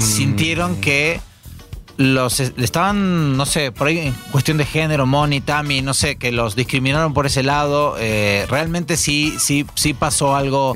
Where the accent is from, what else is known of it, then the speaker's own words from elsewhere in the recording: Argentina; now in Mexico; soy judío y argentino.